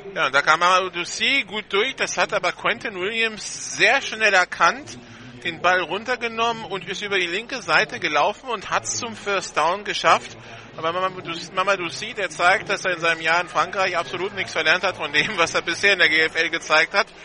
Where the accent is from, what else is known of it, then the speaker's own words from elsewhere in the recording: Hamburg, Germany; Wir sind beide ursprünglich aus Hamburg.